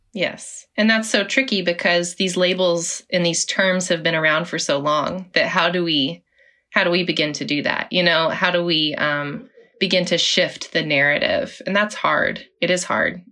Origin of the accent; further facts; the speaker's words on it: Oklahoma, United States; I was born in Oklahoma, grew up in Oklahoma